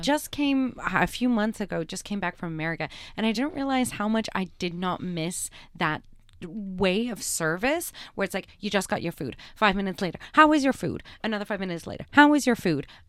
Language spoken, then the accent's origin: English; Canada; I'm a Canadian.